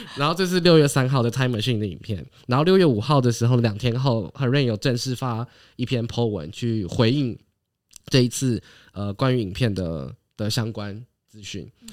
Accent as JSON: {"language": "Chinese", "country": "Taiwan", "said": "我们在台湾"}